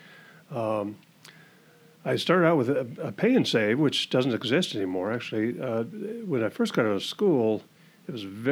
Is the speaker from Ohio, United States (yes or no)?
no; Washington, United States; also born or lived in Everett, Washington / Gig Harbor, Washington; now in Camano Island, United States; born and raised in Washington, I was born in Everett. Grew up kind of in between Bellevue, Renton, and Issaquah